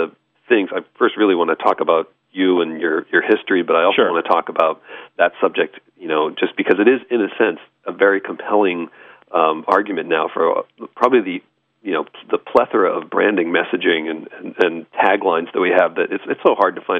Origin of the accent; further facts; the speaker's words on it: Lexington, Massachusetts, United States; I'm from the East Coast.